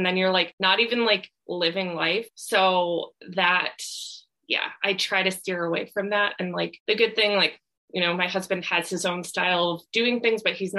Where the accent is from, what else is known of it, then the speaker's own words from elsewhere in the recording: Midwest, United States; like I'm from the Midwest, so I love like cheese curds.